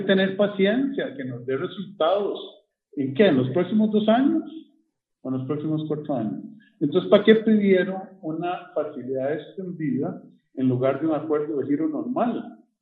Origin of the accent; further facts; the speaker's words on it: Costa Rica; nosotros ahora somos como costarricenses